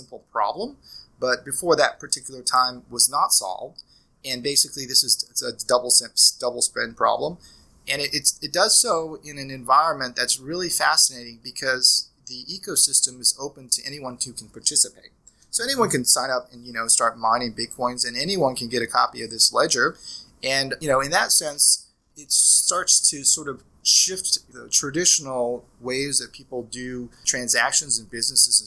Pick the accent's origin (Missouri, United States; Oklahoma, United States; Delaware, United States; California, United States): Oklahoma, United States; Norman; I'm from Norman, Oklahoma